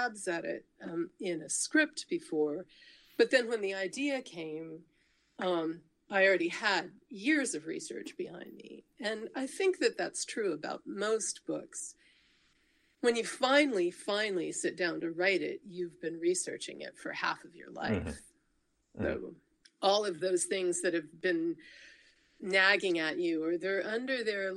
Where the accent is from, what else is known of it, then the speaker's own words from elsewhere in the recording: United States; I'm an American